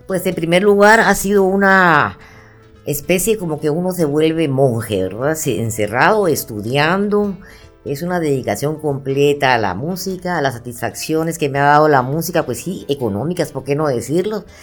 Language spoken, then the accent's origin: Spanish; Guatemala; yo que soy guatemalteca